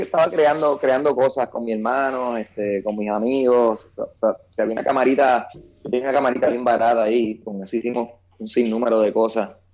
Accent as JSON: {"language": "Spanish", "town": "San Juan", "country": "Puerto Rico", "said": "yo soy de Cupey, Puerto Rico, la tierra de Tito Trinidad"}